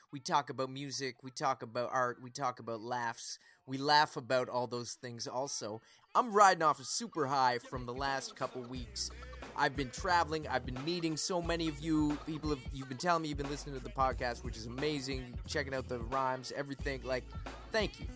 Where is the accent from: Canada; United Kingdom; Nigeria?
Canada; Halifax, Nova Scotia; Growing up in Halifax